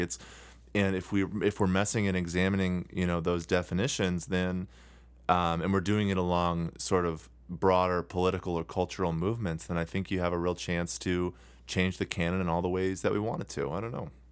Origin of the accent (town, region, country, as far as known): United States